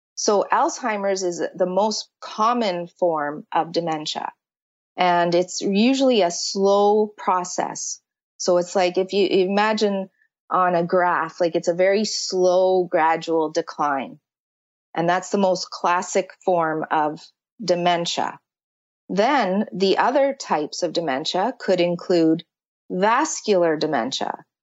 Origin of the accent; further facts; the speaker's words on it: Canada; I'm from Canada